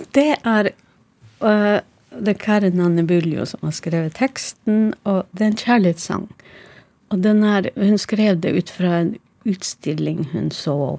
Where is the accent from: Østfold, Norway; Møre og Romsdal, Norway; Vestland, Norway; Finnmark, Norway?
Finnmark, Norway; Karasjok; Karasjok, min hjemby